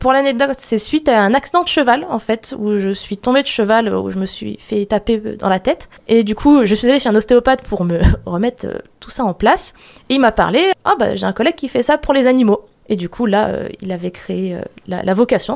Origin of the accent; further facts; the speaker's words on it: Sarreguemines, Grand Est, France; je suis née à Sarreguemines